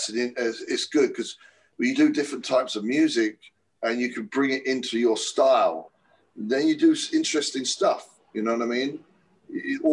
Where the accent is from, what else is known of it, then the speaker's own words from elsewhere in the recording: England, United Kingdom; moved away; We grew up in England